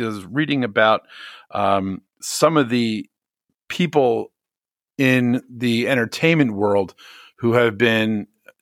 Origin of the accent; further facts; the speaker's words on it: Scotch Plains, New Jersey, United States; I'm from Scotch Plains, New Jersey.